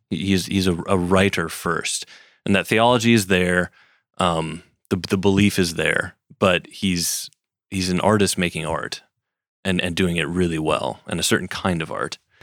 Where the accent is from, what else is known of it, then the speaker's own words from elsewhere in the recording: Wisconsin, United States; I grew up in Wisconsin